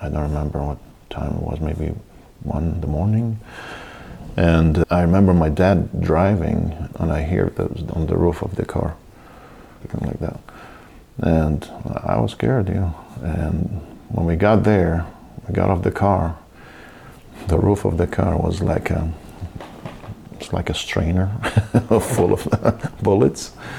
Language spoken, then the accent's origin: English; Baghdad, Baghdad Governorate, Iraq; born or raised there; moved away as an adult; also born or lived in Cyprus / England; now in United States